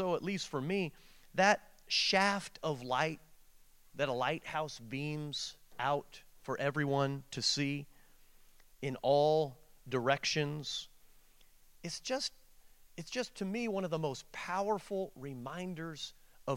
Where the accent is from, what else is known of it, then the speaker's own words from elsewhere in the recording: Portland, Oregon, United States; growing up in Portland, Oregon